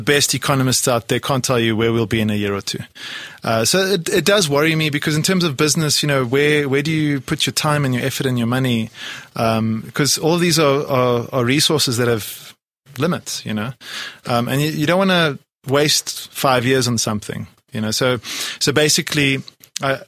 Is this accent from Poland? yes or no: yes; Poland; now in South Africa; I come from Poland originally. I was born in Poland.